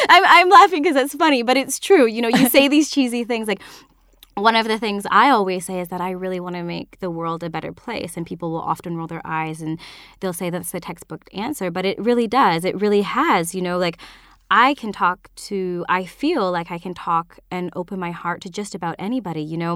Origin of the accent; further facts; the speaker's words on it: northern British Columbia, Canada; also born or lived in Vancouver, Canada; I, I'm from Canada, so this was way up north and then tier of B C